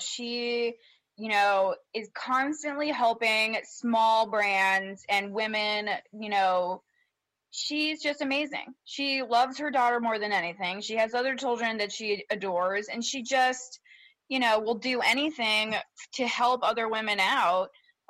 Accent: Baltimore, Maryland, United States; born there; You know, I was born in Baltimore. There's not much people can do without me clapping back at them, you know?

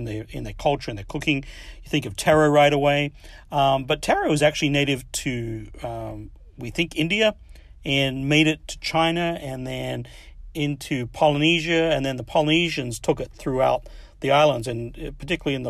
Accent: Adelaide, South Australia, Australia; also born or lived in Midwest, United States; now in United States; when I was a kid, I grew up in Adelaide, Australia

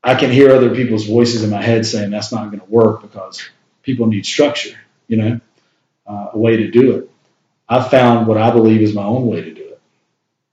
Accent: Shelby, North Carolina, United States; I'm from Shelby, North Carolina.

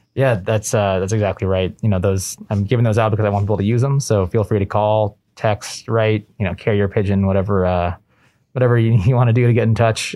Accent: Southern California, United States; moved away as an adult; also born or lived in Boston; I grew up in Southern California, uh, spent most of my life out there

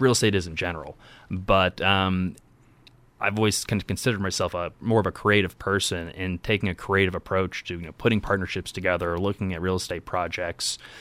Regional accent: Indianapolis, Indiana, United States; born and raised in Indiana. Um, born on the, the west side of Indy, kind of Pike Township

